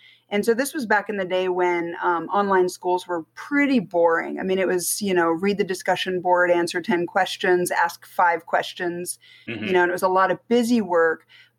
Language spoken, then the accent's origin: English; Germany; moved away as an adult; also born or lived in United States; now in Las Vegas, United States; So I was born in Germany, spent a little bit of time in America, moved back to Germany in second grade and was there through high school as a military brat. And lived there until 98 and then moved to America, specifically Las Vegas.